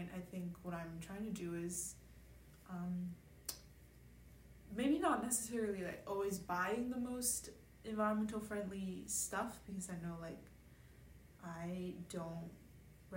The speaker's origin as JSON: {"language": "English", "country": "China", "moved": "yes", "said": "I'm from China"}